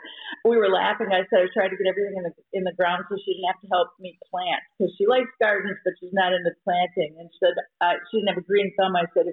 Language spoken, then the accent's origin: English; Minnesota, United States